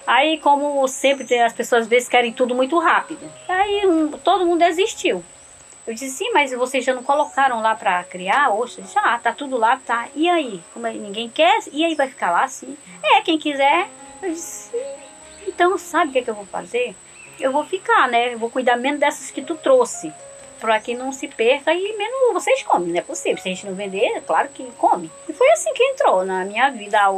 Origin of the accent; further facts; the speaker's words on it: Capanema, Pará, Brazil; now in Curuçá, Brazil; Eu moro aqui há 16 anos, né? Há 16 anos cheguei aqui, eu sou mesmo é, de Capanema, minha família todos moram lá.